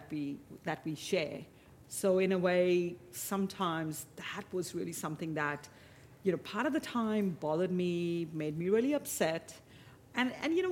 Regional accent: Mumbai, Maharashtra, India; now in Australia; growing up in Mumbai, in India

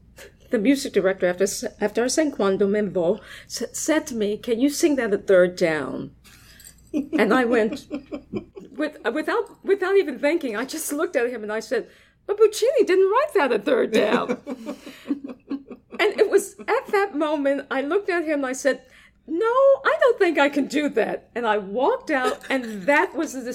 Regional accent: Washington, District of Columbia, United States; I'm originally from Washington, D.C.

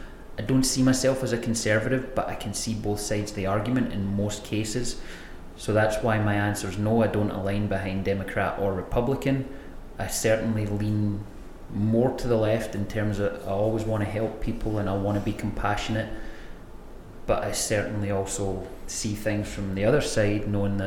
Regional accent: Scotland, United Kingdom; So my mum's Irish background. I was born and raised in Scotland

